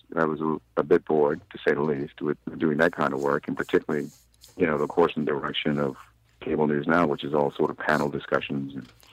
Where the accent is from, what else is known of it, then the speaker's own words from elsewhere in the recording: Baltimore, Maryland, United States; but I grew up in Baltimore, so, you know.